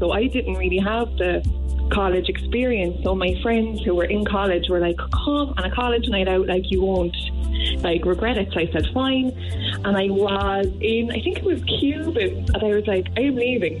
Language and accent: English; Blackrock, Munster, Ireland; So he did, and he actually was from Yall. So, and I'm from Blackrock.